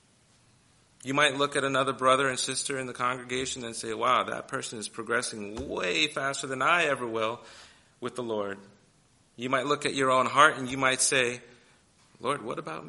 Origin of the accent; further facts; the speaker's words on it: New York City, New York, United States; I grew up in New York City